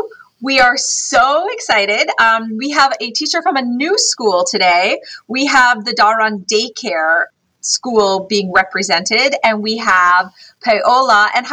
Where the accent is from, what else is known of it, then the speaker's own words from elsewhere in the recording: Canada; I'm from Canada, just for the record.